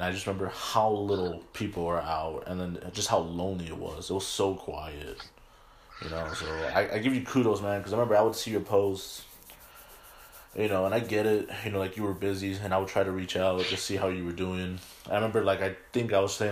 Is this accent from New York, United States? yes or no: no; California, United States; now in Utah, United States; I'm from California